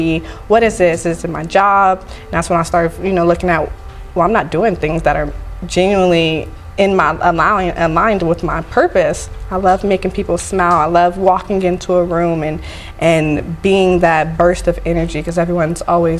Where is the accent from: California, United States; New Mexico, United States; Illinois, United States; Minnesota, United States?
California, United States; moved away as an adult; now in Las Vegas, United States; Yeah, I've been here, born and raised.